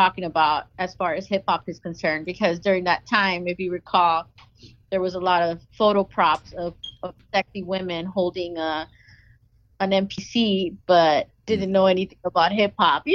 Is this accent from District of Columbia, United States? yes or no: no; Los Angeles, California, United States; growing up in Los Angeles